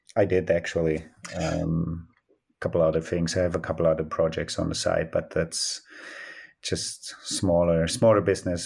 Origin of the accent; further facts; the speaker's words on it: Antholz, Trentino-Alto Adige, Italy; I grew up in Antholz, yes. I'm coming from Antholz